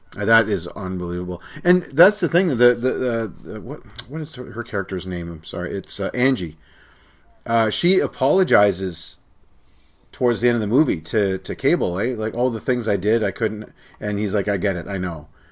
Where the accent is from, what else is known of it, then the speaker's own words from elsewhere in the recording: Canada; As a Canadian